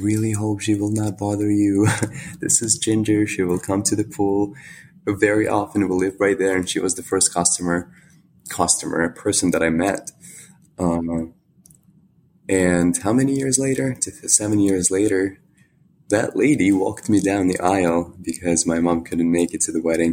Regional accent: Ukraine; English is a second language; also born or lived in United States

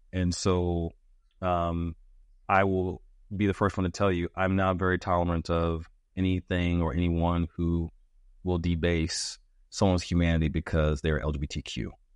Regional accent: United States; as an American

